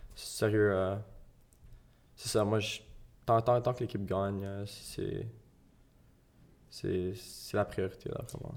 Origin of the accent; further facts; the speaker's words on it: Gatineau, Quebec, Canada; moi, je venais, de Hull.